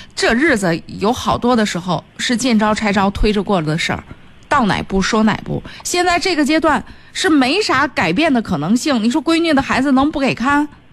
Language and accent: Chinese; Hebei, China; 我们河北地区的这个方言啊